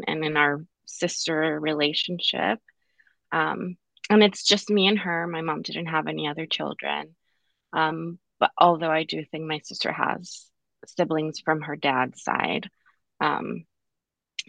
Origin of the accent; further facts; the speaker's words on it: Pomona, California, United States; I was born in Pomona, California, born and raised in 1991